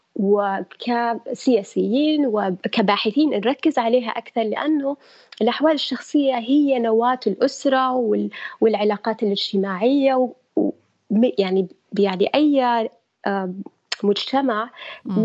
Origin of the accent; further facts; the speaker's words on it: Saudi Arabia; moved away as an adult; also born or lived in United Kingdom; عندنا في السعوديه